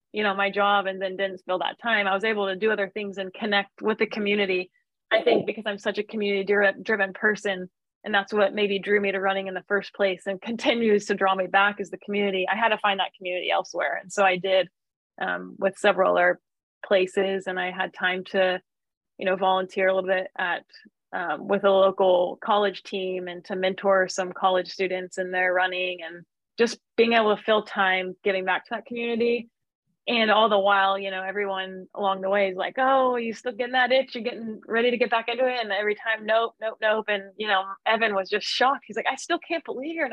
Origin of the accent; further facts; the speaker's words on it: Midwest, United States; also born or lived in Flagstaff, Arizona; now in Santa Barbara, United States; I'm from the Midwest.